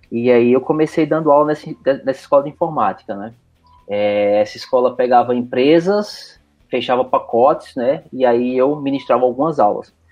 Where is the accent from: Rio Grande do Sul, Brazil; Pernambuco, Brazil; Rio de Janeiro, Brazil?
Pernambuco, Brazil; Recife; moved away as an adult; now in Curitiba, Brazil; Bom, eu sou de Recife, né? Tenho um sotaque curitibano. Eu sou, eu sou de Recife, mas meu coração é curitibano.